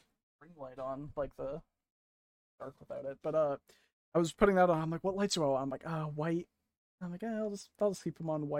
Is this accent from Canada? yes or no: yes; Canada; I'm Canadian